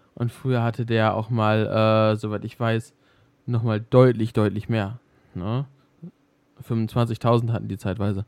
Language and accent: German; Germany; hier bei uns in Deutschland